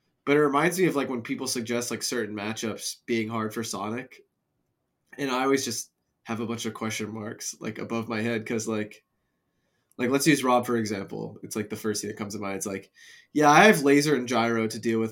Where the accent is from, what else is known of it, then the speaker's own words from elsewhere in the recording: United States; I'm from Tri-State